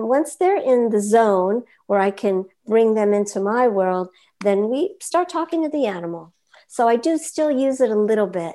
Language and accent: English; Los Angeles, California, United States; I grew up in Hollywood